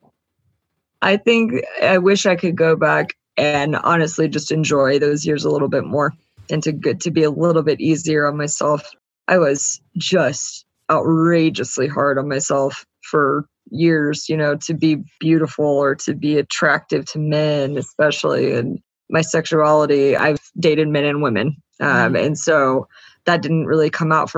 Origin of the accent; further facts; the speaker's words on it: the South, United States; I was very much from the South, which is also very, you know, debutante South is very heavy on appearances. I kind of grew up in a world